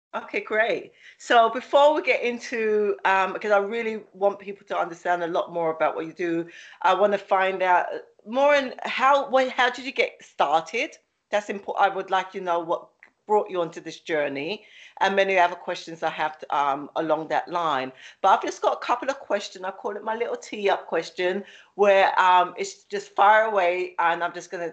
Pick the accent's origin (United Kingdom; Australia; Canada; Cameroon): United Kingdom; London; accent: London; now in Philadelphia, United States; My accent is from London, but I live in the, um, Philly